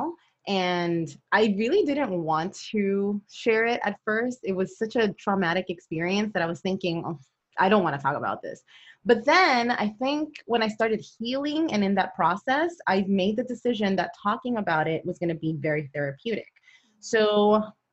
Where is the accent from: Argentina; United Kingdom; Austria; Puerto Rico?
Puerto Rico; moved away as an adult; also born or lived in Brooklyn, New York; now in San Antonio, United States; I was born in New York. I'm a Brooklyn girl. And when I was about, I guess, 9 or 10, I moved to Puerto Rico